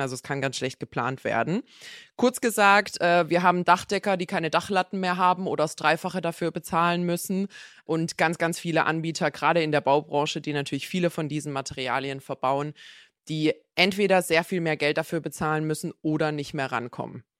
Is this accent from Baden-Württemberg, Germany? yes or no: yes; Black Forest, Baden-Württemberg, Germany; Ich komme aus dem Schwarzwald